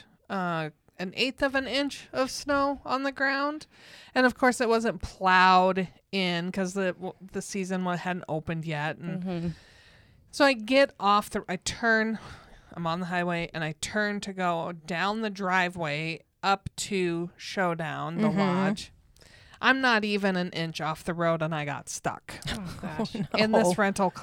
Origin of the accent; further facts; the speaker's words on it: Montana, United States; I'm from Montana.